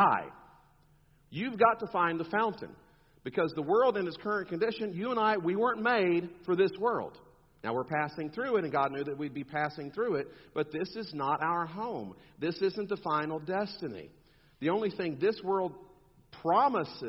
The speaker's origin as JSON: {"language": "English", "region": "South Texas", "country": "United States", "said": "I'm from South Texas"}